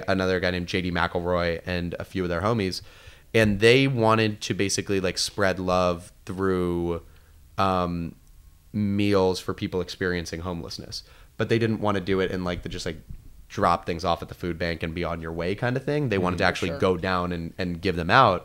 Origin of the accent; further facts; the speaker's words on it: South Florida, United States; I grew up in South Florida